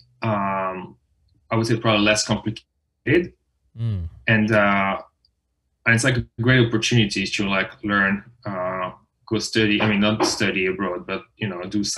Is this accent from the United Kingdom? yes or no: no; France; moved away as an adult; now in United States; I'm French. You know, I was born and raised in France.